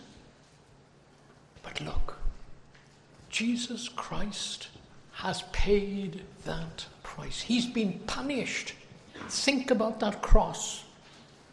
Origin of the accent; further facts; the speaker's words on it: United Kingdom; now in United States; As you can tell by my accent, I think I've lived in America almost 40 years, but I don't think I've got a real good American accent. I come from the United Kingdom.